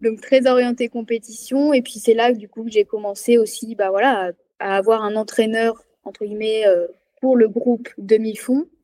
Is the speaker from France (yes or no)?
yes; Loire, Auvergne-Rhône-Alpes, France; moved away as an adult; also born or lived in Clermont-Ferrand; now in Savoie, France; Moi, je suis née à Clermont-Ferrand, mais j'ai grandi dans la Loire